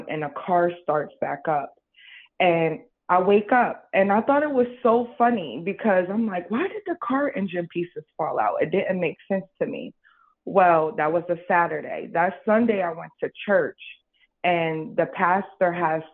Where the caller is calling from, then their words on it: New Jersey, United States; I'm calling from New Jersey